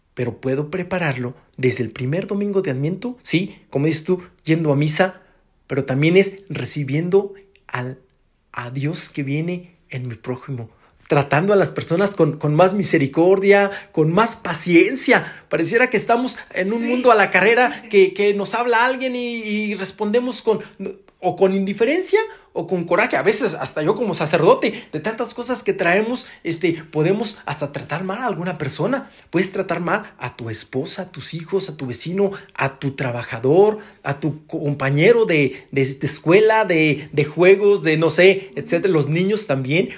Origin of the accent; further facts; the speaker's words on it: Rioverde, San Luis Potosí, Mexico; yo soy de Río Verde, que, que luego hay muchos eh, paisanos que se van a Estados Unidos